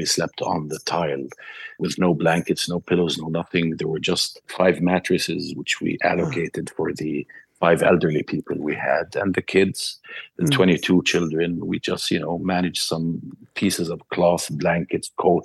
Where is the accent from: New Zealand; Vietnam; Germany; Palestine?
Palestine; Gaza Strip; moved away as an adult; now in Egypt; they detect our accent and know we're from Gaza